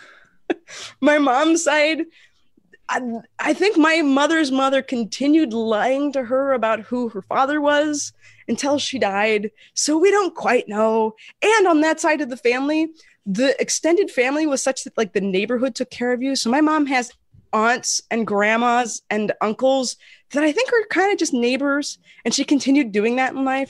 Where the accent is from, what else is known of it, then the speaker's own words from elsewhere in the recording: Portland, United States; moved away as an adult; also born or lived in Las Vegas; I grew up in Portland